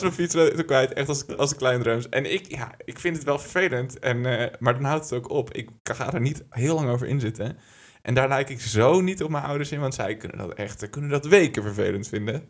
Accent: Lelystad, Flevoland, Netherlands; moved away as an adult; Ik ben geboren en getogen in het alomvattende, weloverwogen Lelystad

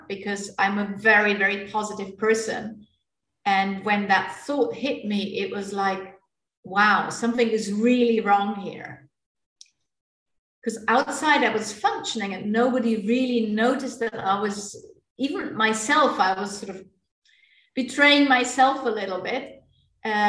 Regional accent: Germany; moved away; also born or lived in India; I grew up in my native Germany.

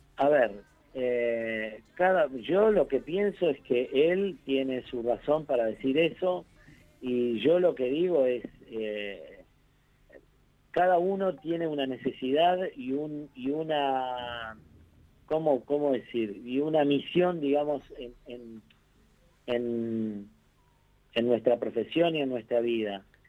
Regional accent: Uruguay; now in Argentina; yo no soy argentino, yo soy uruguayo

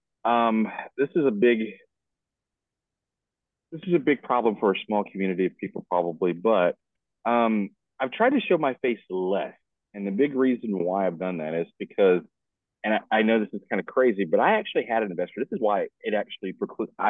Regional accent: Texas, United States; now in Florida, United States; I'm from Texas, but I live in Florida.

